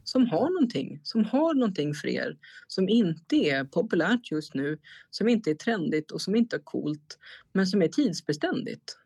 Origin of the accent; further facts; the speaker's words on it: Stockholm, Stockholm County, Sweden; moved away as an adult; now in Strängnäs, Sweden; Jag är född och uppvuxen i Stockholm